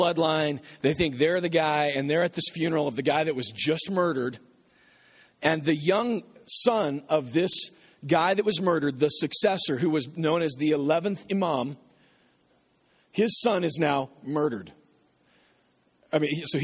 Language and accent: English; Nebraska, United States; I'm from Nebraska